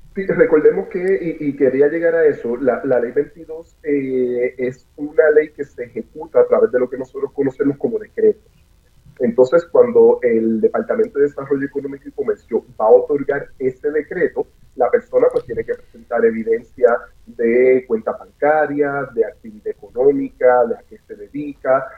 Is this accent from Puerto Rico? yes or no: yes; Puerto Rico; somos puertorriqueños, estamos en Puerto Rico